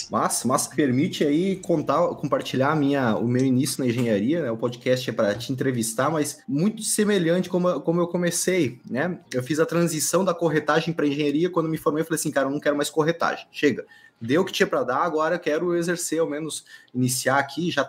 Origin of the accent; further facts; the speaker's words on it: Maringá, Paraná, Brazil; Eu sou de Maringá, Paraná.